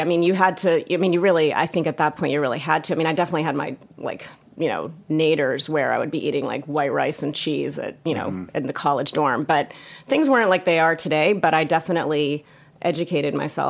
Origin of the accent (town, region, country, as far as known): Baltimore, Maryland, United States; born or raised there